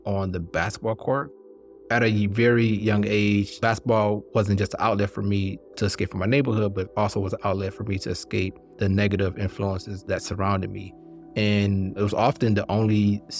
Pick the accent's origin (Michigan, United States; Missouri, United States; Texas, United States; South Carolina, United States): Michigan, United States; Highland Park; also born or lived in Hartford, Connecticut; I was born in Hartford, Connecticut, but I spent most of my childhood in Highland Park, Michigan, which is a city within the city limits of Detroit, Michigan